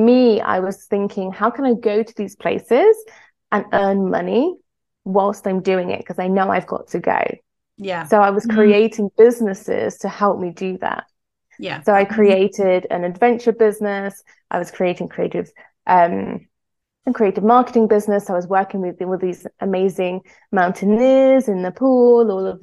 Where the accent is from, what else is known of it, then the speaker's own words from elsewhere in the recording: Greece; I was brought up in Greece